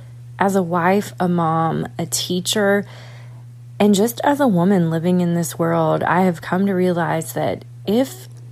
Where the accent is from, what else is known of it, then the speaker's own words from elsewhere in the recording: Atlanta, Georgia, United States; from Atlanta